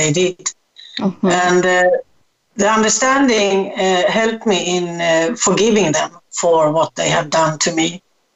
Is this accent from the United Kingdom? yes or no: no; Sweden; now in Gran Canaria, Spain; I'm born in Sweden, so that's my strong connection to Sweden